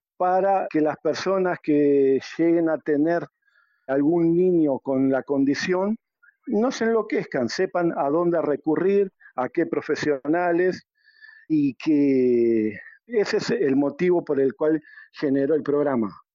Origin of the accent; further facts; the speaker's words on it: Uruguay; moved away as an adult; now in Peru; yo soy de Uruguay y radico en el Perú hace más de catorce años